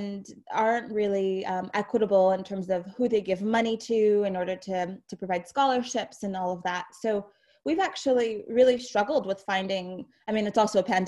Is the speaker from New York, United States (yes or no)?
yes; New York City, New York, United States; moved away as an adult; now in upstate New York, United States; I grew up in New York City